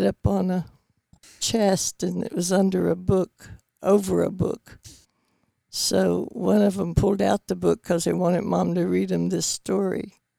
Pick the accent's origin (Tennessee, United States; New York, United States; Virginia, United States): Tennessee, United States; Bristol; Right in Tennessee. Around Bristol.